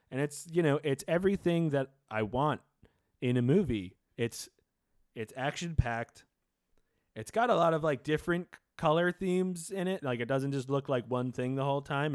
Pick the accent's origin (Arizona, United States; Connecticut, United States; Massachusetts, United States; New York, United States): New York, United States; New York City; I grew up in New York City